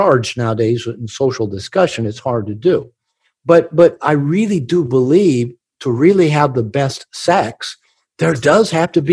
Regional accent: United States; I'm from America

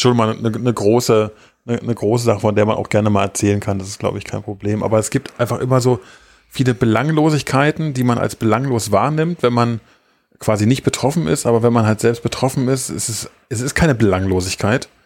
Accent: East Germany, Germany; moved away; weil ich bin nun mal im Osten geboren. Ich sage jetzt nicht in der DDR, obwohl es offiziell so ist, aber ich bin ja im Osten groß geworden

